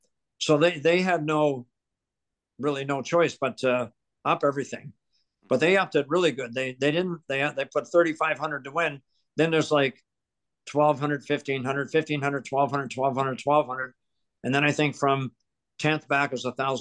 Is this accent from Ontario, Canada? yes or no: yes; Ontario, Canada; also born or lived in Truro, Nova Scotia; I was born in Truro. And then my family left here in 1950 to go to Ontario. My dad became a welder, very successful welder. So we moved to Ontario. And then I grew up in Ontario, went to school in Ontario